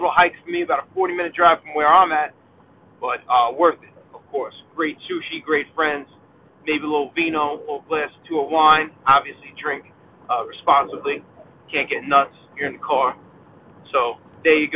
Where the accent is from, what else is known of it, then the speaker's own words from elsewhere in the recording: New York, United States; being a New Yorker